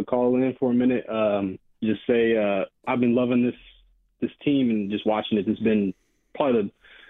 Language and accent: English; Sacramento, California, United States; moved away as an adult; now in San Francisco Bay Area, United States; Obviously, I'm a Kings fan, been born and raised in Sacramento